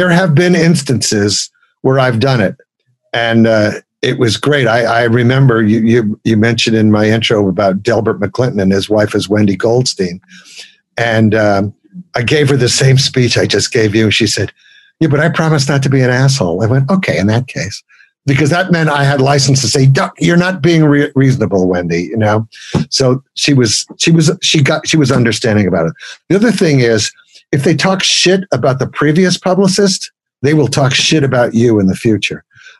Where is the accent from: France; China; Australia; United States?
United States; Brooklyn, New York; As a kid growing up in Brooklyn, I didn't get to go to those famous Alan Freed rock and roll shows